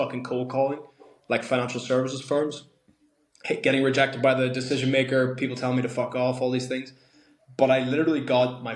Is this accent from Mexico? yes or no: no; Ireland; growing up in Ireland, all the sports are tough